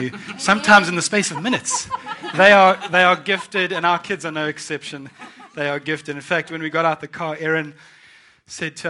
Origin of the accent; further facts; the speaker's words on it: South Africa; moved away as an adult; now in United Kingdom; I am born and raised in South Africa, and I moved to the UK in 2000